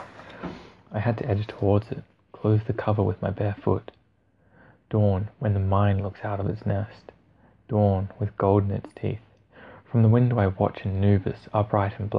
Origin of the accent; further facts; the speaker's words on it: Australia; accent: Australian; with my Australian accent